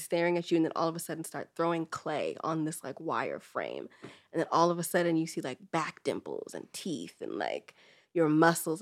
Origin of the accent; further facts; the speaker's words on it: the Bay Area, California, United States; also born or lived in Trinidad and Tobago (ancestry); I'm from the Bay